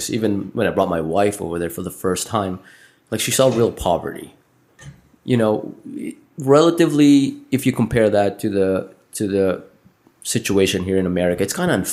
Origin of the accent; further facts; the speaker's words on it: Manila, Metro Manila, Philippines; moved away as an adult; I was born and raised in Manila.